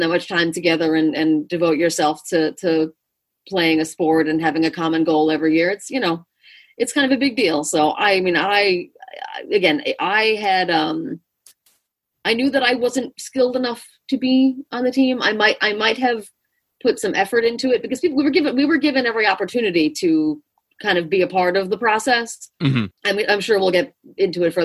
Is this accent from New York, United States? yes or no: yes; Long Island, New York, United States; I'm from Long Island